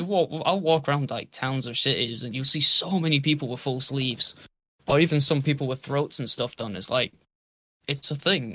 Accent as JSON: {"language": "English", "country": "United Kingdom"}